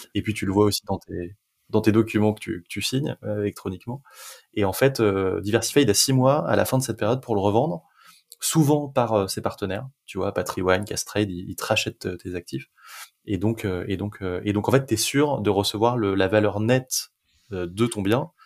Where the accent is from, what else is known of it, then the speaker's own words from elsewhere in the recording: France; on est français